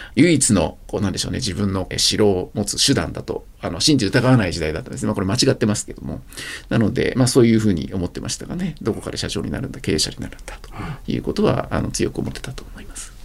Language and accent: Japanese; Japan; first language Japanese; 私高校までは人口2万人のあの軍部の出身でして